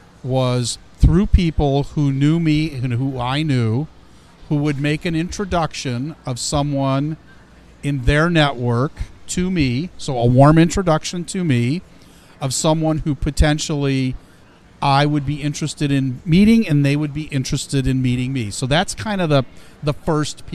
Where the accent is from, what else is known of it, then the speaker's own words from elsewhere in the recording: Ohio, United States; also born or lived in Chicago, Illinois; I was born in Chicago, raised in Ohio, educated at Ohio State